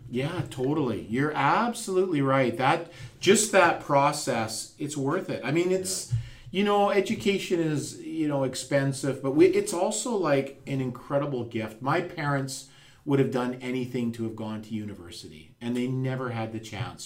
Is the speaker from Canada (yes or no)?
yes; McBride, British Columbia, Canada; moved away; I'm from McBride